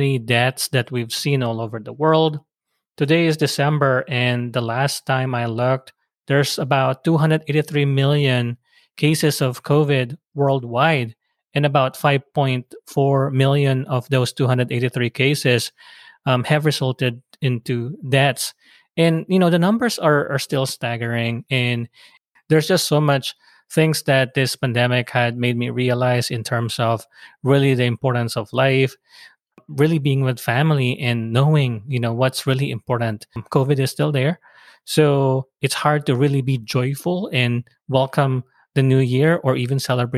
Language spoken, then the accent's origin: English; Philippines; now in United States; being immigrants from the Philippines